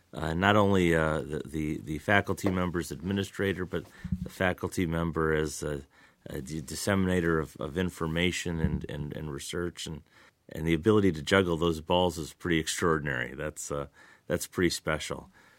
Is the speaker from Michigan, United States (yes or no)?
yes; Lansing, Michigan, United States; So in my experience, I grew up in Lansing, did my undergraduate work here at Michigan State, went away to law school briefly, but then came back and have really been at MSU ever since.